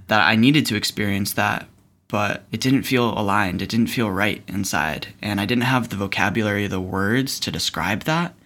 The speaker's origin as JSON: {"language": "English", "region": "East Coast", "country": "United States", "tie": "born or raised there", "said": "growing up on the East Coast, going to public school."}